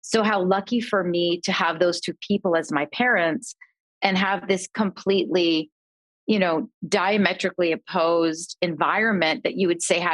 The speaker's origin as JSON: {"language": "English", "country": "Canada", "tie": "born or raised there", "said": "I grew up in Canada"}